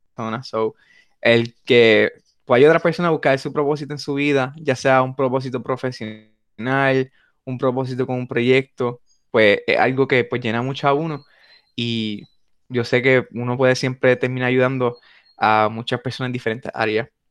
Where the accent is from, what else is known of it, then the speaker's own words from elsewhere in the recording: Puerto Rico; nos distinguen como puertorriqueños